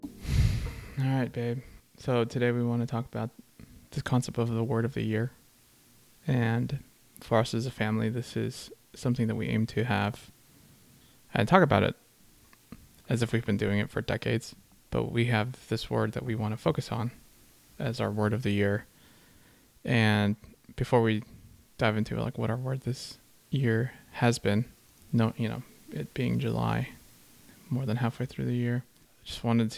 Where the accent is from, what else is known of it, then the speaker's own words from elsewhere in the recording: Austria; now in United States; being raised in a Filipino family, but in Austria